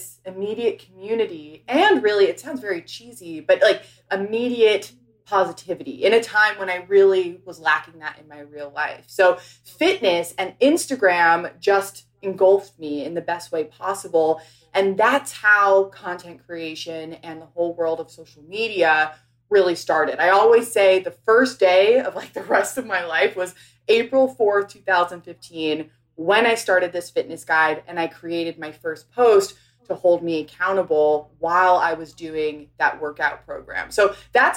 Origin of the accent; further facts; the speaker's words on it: New York City, New York, United States; moved away as an adult; also born or lived in Los Angeles; I grew up in New York City, went to school out in LA, at USC.